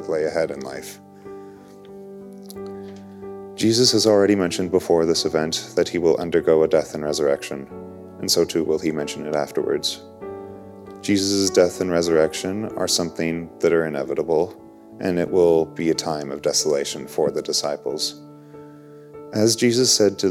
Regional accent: Leduc County, Alberta, Canada; I am from Leduc County, Alberta, and I'm a second-year student here at St. Therese

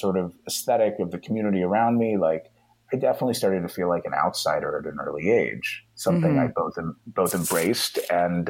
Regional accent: Dayton, Ohio, United States; moved away; growing up in Ohio

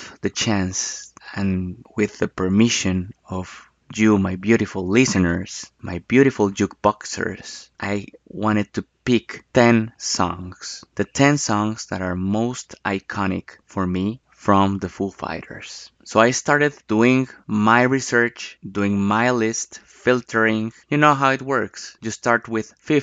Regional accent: Bogotá, Colombia; Bogotá, Colombia, my hometown. That's the city where I was born

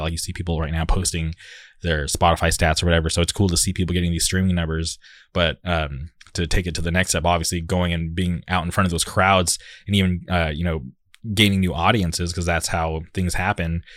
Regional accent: Palm Springs, California, United States; moved away as an adult; now in Orange County, United States; back in the day when I grew up in the Palm Springs area

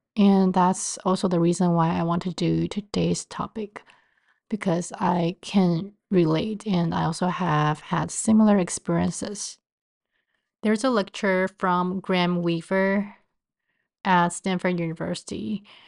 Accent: Taiwan; moved away as an adult; also born or lived in Cleveland, Ohio / Baltimore, Maryland; now in New York City, United States; I was born and raised in Taiwan and moved to the States after college

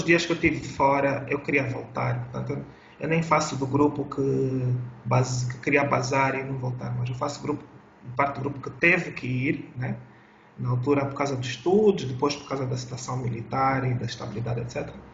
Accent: Luanda, Luanda Province, Angola; Eu sou de Luanda

